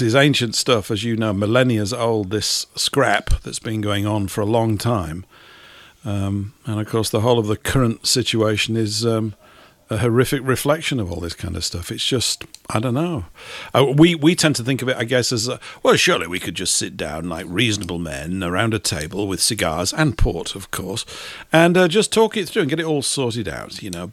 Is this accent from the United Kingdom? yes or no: yes; Leeds, Yorkshire and the Humber, United Kingdom; my hometown. It's in Leeds.